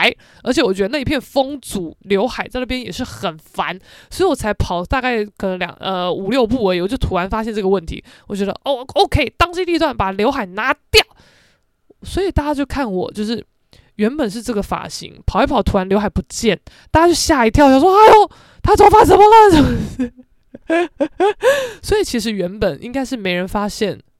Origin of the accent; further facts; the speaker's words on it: Keelung, Taiwan; now in Taipei, Taiwan; 算我基隆人啦，但我真的是在台北打滚这几年，不是滚假的吧？